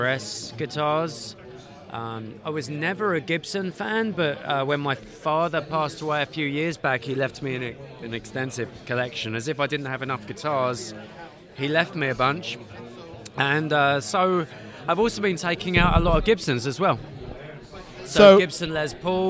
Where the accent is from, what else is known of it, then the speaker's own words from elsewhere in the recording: London, United Kingdom; moved away as an adult; now in Atlanta, United States; I am a Londoner